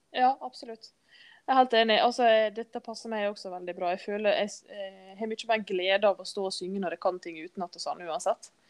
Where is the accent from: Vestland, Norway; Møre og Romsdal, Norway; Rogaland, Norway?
Møre og Romsdal, Norway; Skodje; Jeg vokste opp på Skodje, Skøye, som vi sier